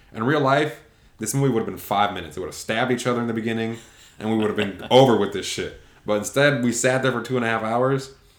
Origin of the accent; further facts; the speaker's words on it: the South, United States; You go to the South, people speak a different dialect of English. It's I'm from the South. And this is how I speak.